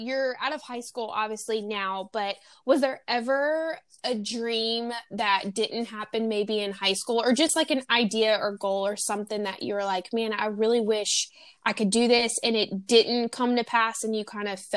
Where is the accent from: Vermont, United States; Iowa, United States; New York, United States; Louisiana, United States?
Louisiana, United States; I'm from Louisiana, so I know the countryside of things